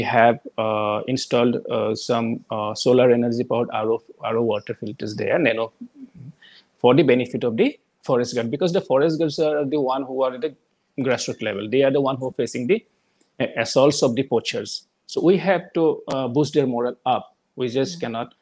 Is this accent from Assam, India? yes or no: yes; Assam, India; moved away as an adult; also born or lived in Guwahati; now in Delhi, India; the last 20 years, I have been out of Assam